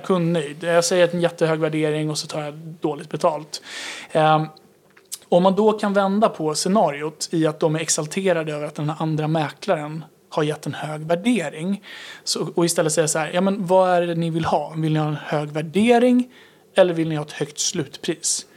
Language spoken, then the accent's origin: Swedish; Tyresö, Stockholm County, Sweden; jag är uppvuxen i Tyresö